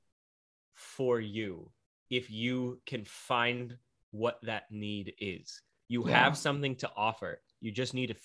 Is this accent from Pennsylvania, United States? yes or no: yes; Scranton, Pennsylvania, United States; moved away as an adult; now in Glendale, United States; growing up in Pennsylvania